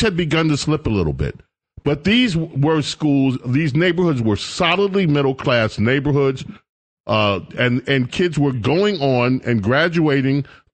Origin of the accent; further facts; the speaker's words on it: New York City, New York, United States; the neighborhood I grew up in. I grew up in St. Albans